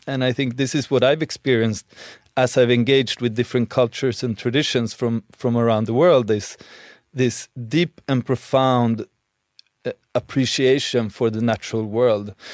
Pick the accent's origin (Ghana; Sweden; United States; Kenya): Sweden; moved away; growing up in Sweden